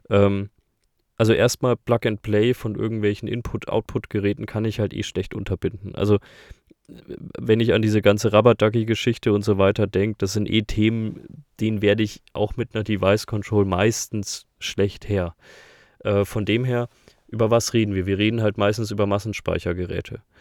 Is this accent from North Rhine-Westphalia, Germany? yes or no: no; Bavaria, Germany; Das verwirrt mich als Bayer eher am meisten.